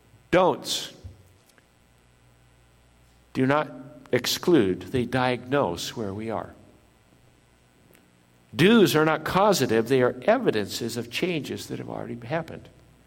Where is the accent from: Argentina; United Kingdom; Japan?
Japan; I was born in Japan, lived in Japan